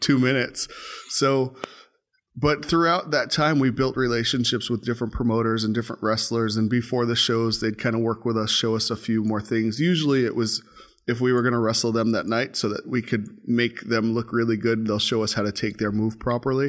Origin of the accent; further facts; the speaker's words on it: New York City, New York, United States; moved away as an adult; Grew up in Brooklyn, New York. Um, born in New York, lived in New York for the first twenty years of my life